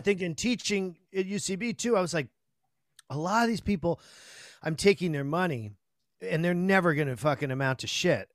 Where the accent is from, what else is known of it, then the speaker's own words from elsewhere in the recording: Chelsea, Massachusetts, United States; I grew up in Chelsea, which was, you know, a shithole